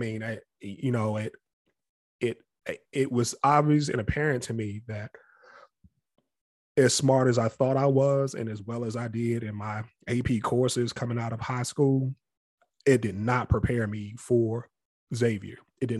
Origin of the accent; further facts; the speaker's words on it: Capitol Heights, Maryland, United States; because we grew up in Capitol Heights.